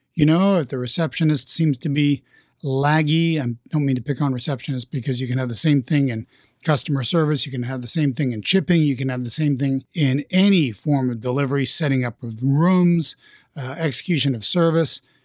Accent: New York, United States; I'm from New York

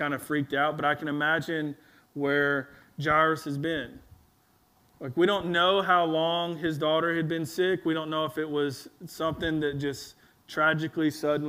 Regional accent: Alabama, United States; also born or lived in Louisiana; when we moved back to Alabama after we moved from Louisiana to Alabama

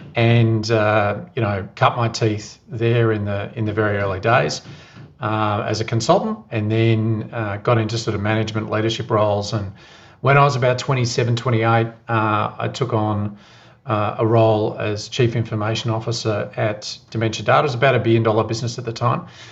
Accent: Geelong, Victoria, Australia; now in Melbourne, Australia; I live in Melbourne at the moment, but I grew up in Geelong.

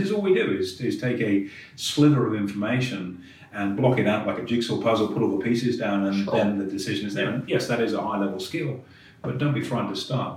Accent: England, United Kingdom; being English

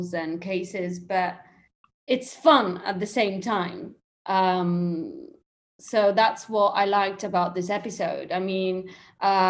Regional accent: England, United Kingdom; accent: slight British; moved away as an adult; also born or lived in London / Italy; now in Rome, Italy; I'm half English, half Italian. That's why maybe you might hear a slight British accent there.

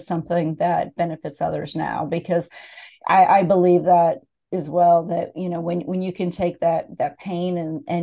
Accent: Pennsylvania, United States; moved away; I grew up in Pennsylvania as well

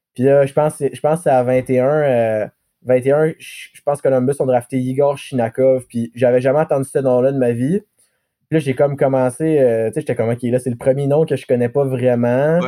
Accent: Gatineau, Quebec, Canada; also born or lived in Bathurst, New Brunswick / Montreal / Chicoutimi; je viens d'Elmer parce que c'est, mon petit coin de.

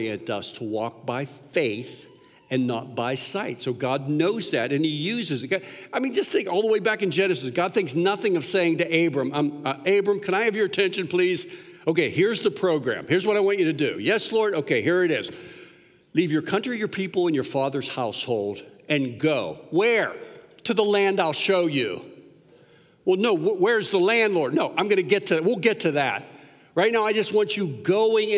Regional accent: Pennsylvania, United States; moved away as an adult; also born or lived in Pittsburgh / Philadelphia; now in Florida, United States; born and raised in the Pennsylvania area. I spent 50 years there before we moved down here to Florida, both in Pittsburgh and in Philadelphia

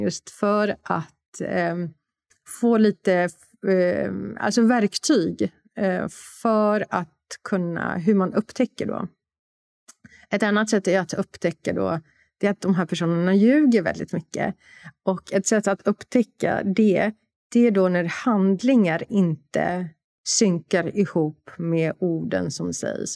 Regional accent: Warsaw, Masovian Voivodeship, Poland; moved away; Jag är från Warszawa

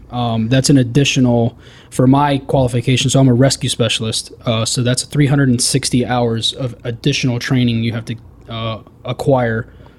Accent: Homestead, Florida, United States; moved away as an adult; also born or lived in Miami, Florida; now in Southwest Florida, United States; I'm originally from Homestead, Florida.

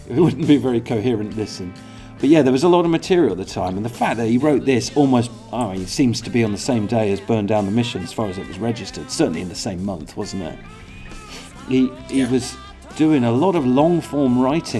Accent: England, United Kingdom; as an Englishman

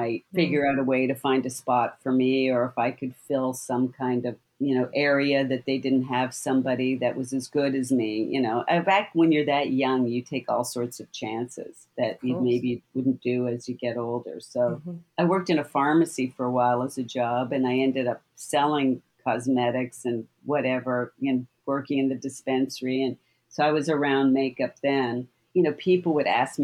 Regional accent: Canada; I grew up in Canada.

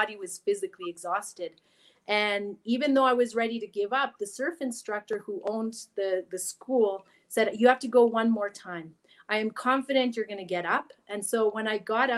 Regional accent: Vancouver Island, British Columbia, Canada; English is a second language; also born or lived in Chile; I grew up on Vancouver Island

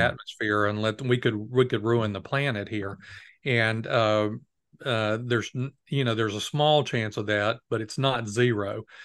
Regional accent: United States; as an American

